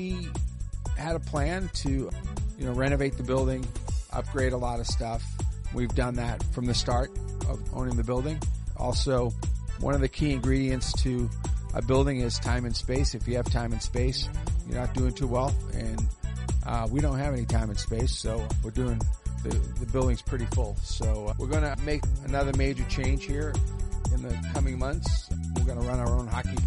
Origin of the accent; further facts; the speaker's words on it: Boston, Massachusetts, United States; moved away as an adult; now in Dayton, United States; I'm from Boston